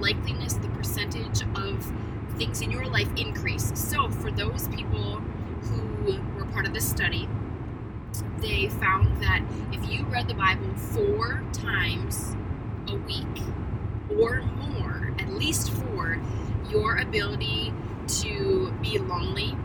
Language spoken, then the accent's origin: English; North Dakota, United States; moved away; We are back in my home state.